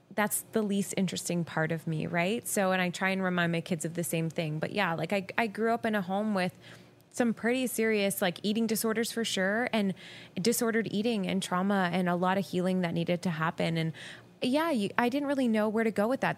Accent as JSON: {"language": "English", "town": "Guelph", "region": "Ontario", "country": "Canada", "tie": "born or raised there", "also_born_or_lived": "Ottawa", "said": "I actually moved home to my hometown."}